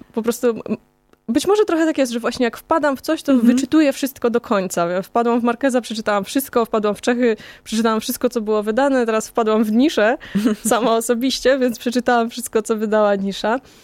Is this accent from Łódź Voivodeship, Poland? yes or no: no; Kozienice, Masovian Voivodeship, Poland; moved away as an adult; ja pochodzę z małego miasteczka, e, z Kozienic